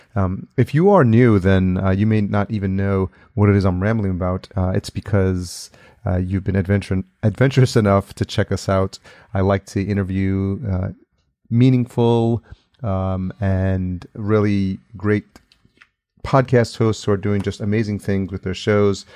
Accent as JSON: {"language": "English", "region": "New York", "country": "United States", "moved": "yes", "said": "I'm from New York originally"}